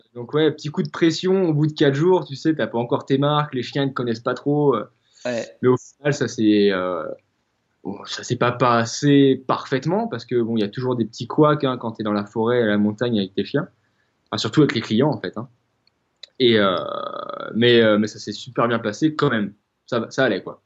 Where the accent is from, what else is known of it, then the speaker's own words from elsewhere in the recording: Rennes, Brittany, France; moved away as an adult; now in La Rochelle, France; je suis originaire de, de Bretagne, je suis originaire de, de, euh, de Rennes à la base